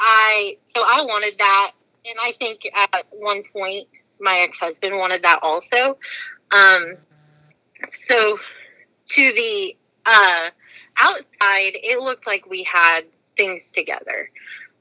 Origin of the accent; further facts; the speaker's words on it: Newport, Arkansas, United States; also born or lived in Chicago, Illinois; I grew up there. That's why I kind of say I'm from Arkansas when people ask me where I'm from. I remember Chicago, but like to me, like all of my formative years were in Arkansas